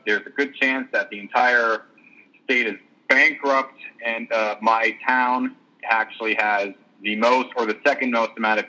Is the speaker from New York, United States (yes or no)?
yes; Long Island, New York, United States; First off, even though I'm not from New York City, I'm from Long Island.